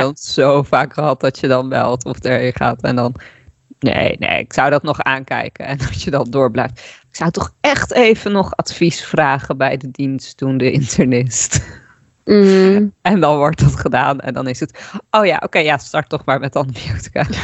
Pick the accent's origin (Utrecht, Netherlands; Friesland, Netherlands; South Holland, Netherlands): Friesland, Netherlands; ik kom uit Friesland ook. Ik ben daar opgegroeid.